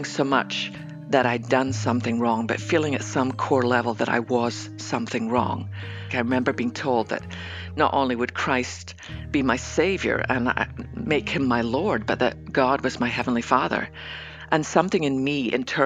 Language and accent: English; west coast of Scotland, United Kingdom; now in Dallas, United States; I might live in Dallas, Texas, but I was born on the west coast of Scotland